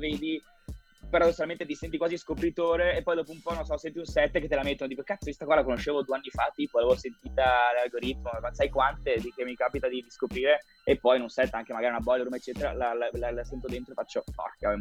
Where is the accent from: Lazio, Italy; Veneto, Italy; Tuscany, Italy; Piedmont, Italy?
Veneto, Italy; Vicenza; un vicentino tra veronesi